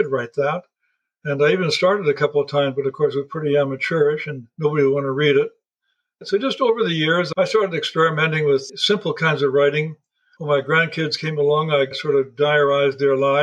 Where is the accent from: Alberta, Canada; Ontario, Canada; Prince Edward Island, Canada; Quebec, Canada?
Alberta, Canada; also born or lived in Yukon / Northwest Territories; I was raised in Alberta's oil country as well as cattle and farm country